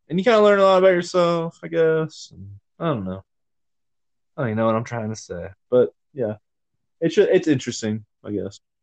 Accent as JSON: {"language": "English", "region": "Georgia", "country": "United States", "tie": "born or raised there", "moved": "yes"}